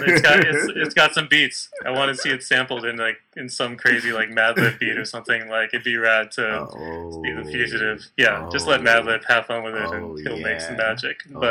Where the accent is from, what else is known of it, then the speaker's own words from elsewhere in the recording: Southern California, United States; growing up in Southern California